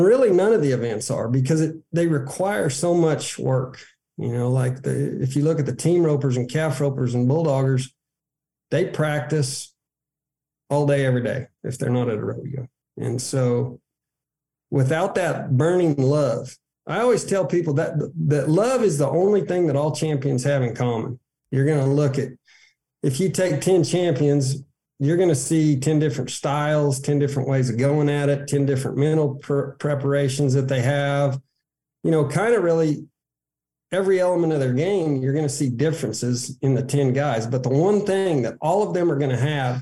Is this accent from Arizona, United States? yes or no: yes; Arizona, United States; moved away as an adult; also born or lived in Odessa, Texas; as a kid growing up in Arizona